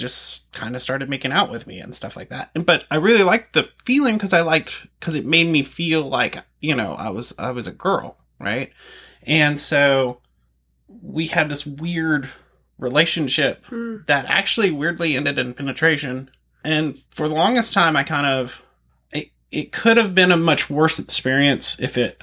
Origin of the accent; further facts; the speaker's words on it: Macon, Georgia, United States; my hometown Macon